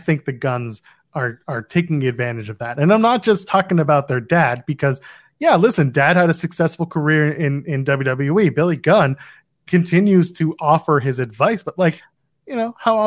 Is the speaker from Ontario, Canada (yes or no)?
yes; Ottawa, Ontario, Canada; just outside of my hometown of Ottawa